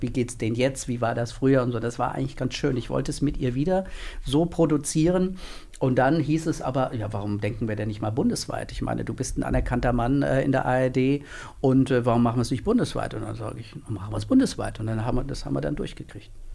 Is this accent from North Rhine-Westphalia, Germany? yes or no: no; Northern Hesse, Germany; moved away as an adult; also born or lived in Mainz; ich komme gebürtig aus Nordhessen